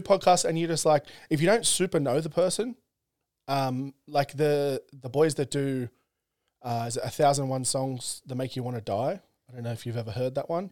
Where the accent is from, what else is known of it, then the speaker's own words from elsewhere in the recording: Central Coast, New South Wales, Australia; I grew up on the Central Coast